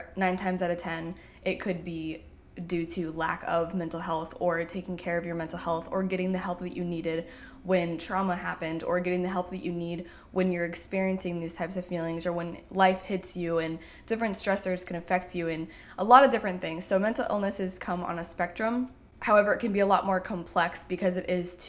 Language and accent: English; Indiana, United States; I grew up in Indiana